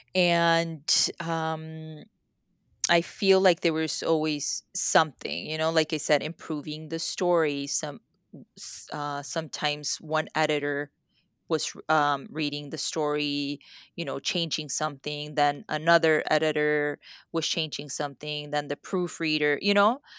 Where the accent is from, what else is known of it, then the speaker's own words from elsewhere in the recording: Mexico; first language Spanish; English is a second language; moved away; I grew up in Mexico